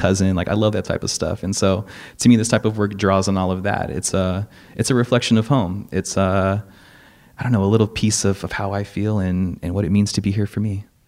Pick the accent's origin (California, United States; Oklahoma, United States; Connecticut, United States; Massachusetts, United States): California, United States; Gardena; I'm from South Bay. I grew up in Gardena